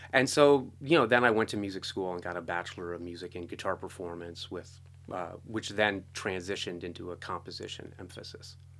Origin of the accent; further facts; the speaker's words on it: East Coast, United States; I grew up on the East Coast